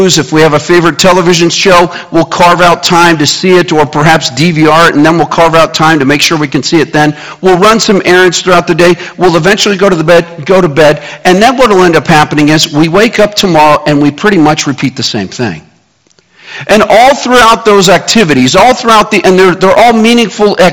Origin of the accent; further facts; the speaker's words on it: Kansas City, United States; moved away; also born or lived in Scottsdale, Arizona; Growing up in Kansas City